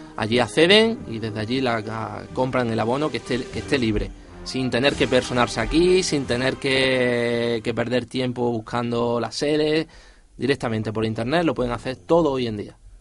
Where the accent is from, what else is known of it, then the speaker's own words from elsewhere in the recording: Jaén, Andalusia, Spain; al ser de Jaén, somos de Jaén, por mucho que no llamen en sevillanos, seguimos siendo de Jaén